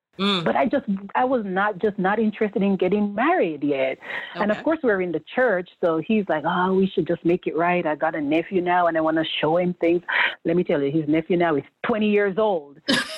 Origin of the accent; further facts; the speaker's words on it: Saint Thomas, Jamaica; moved away as an adult; also born or lived in Niigata, Japan / Tokyo area, Japan; now in Aomori, Japan; I'm from St. Thomas. And my husband, he's from Kingston. Yeah, he's Kingstonian. City nice. People. So I grew up in the country. My family is very big.